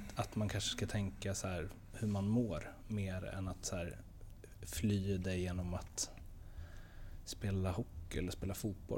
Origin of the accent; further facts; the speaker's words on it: Stockholm, Stockholm County, Sweden; moved away; jag är också från Stockholm